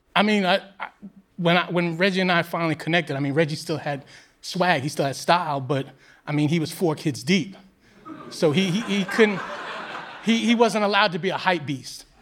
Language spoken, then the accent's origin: English; New York City, New York, United States; I grew up in New York City at a similar time, but I grew up in Queens